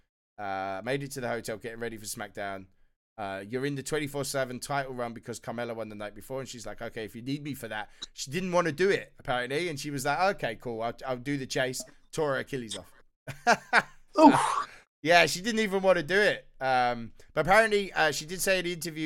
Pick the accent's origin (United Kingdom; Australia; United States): United Kingdom; being British as well